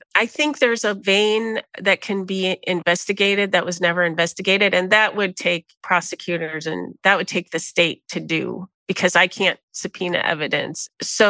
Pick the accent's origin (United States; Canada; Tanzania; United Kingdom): United States; people could pretty much can see I was probably American.